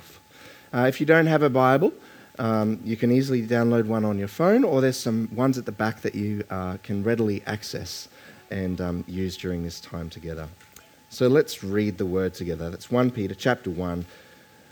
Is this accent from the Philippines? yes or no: no; Queensland, Australia; I grew up in Queensland